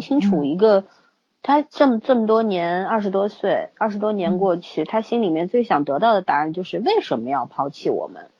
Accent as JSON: {"language": "Chinese", "country": "China", "said": "我们中国人"}